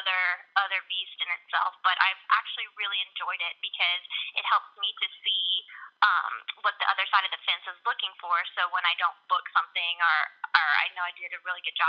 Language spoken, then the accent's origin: English; Atlanta, Georgia, United States; I am from Atlanta, Georgia.